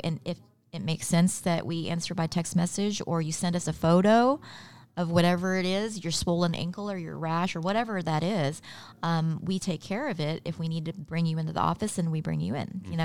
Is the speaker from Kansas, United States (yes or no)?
yes; Elkhart, Kansas, United States; also born or lived in Philippines / New York; landed in New York and then moved to Southwest Kansas, little town, Elkhart, Kansas.